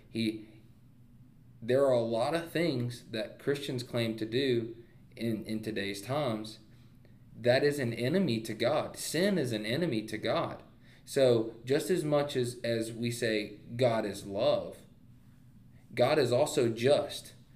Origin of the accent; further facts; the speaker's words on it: United States; We are Americans